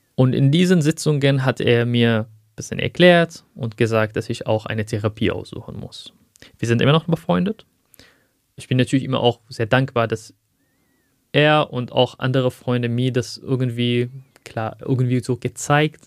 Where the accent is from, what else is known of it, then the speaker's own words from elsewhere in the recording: Aleppo, Aleppo Governorate, Syria; first language Arabic; German is a second language; moved away as an adult; now in Germany; dort spreche ich ja Arabisch. Das ist meine Muttersprache. Ich habe auch in Syrien 25 Jahre von meinem Leben dort gebracht